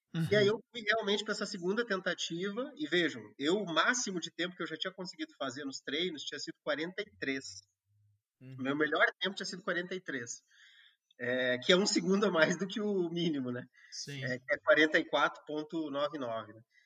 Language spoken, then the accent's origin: Portuguese; Rio Grande do Sul, Brazil; moved away as an adult; also born or lived in Pará; now in Acre, Brazil; eu que sou do Rio Grande do Sul e morei a maior parte da minha vida na região sul do país